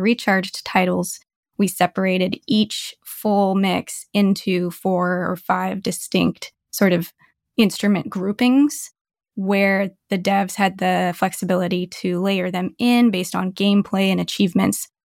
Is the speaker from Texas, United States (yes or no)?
no; Bay Area, California, United States; moved away as an adult; also born or lived in Novato, California / San Jose, California / Santa Cruz, California; now in Seattle, United States; I've been a Bay Area girl my whole life up until last year